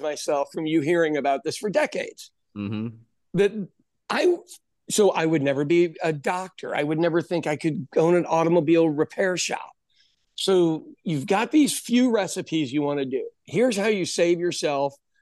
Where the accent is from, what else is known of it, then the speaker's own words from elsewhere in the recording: Midwest, United States; also born or lived in West Coast; I'm from the Midwest, the center part of the country, and I'd lived out on the West Coast.